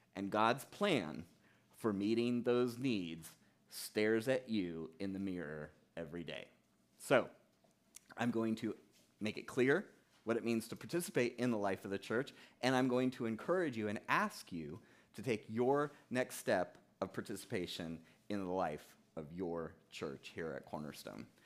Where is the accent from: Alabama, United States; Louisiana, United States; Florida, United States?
Florida, United States; South; moved away as an adult; now in New Hampshire, United States; I grew up in South Florida